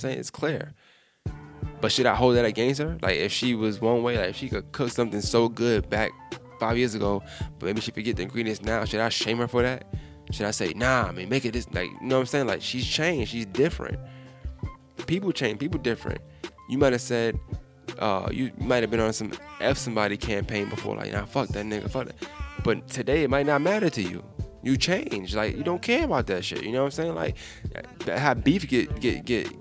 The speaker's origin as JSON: {"language": "English", "region": "New York", "country": "United States", "moved": "yes", "said": "I'm from New York"}